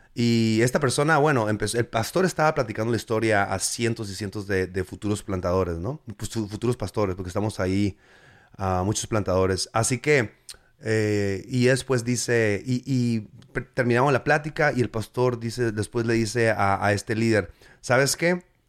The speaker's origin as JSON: {"language": "Spanish", "country": "Mexico", "tie": "born or raised there", "moved": "yes", "lives_now": "United States", "said": "yo soy mexicano, mexican 100%, ¿me entiendes? O sea, yo, soy, yo crecí allá"}